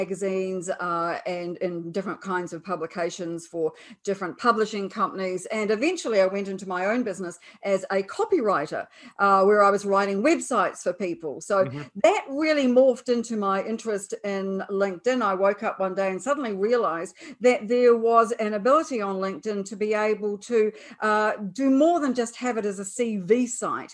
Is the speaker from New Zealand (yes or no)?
yes; New Zealand; I'm a New Zealander, apart from my accent, of course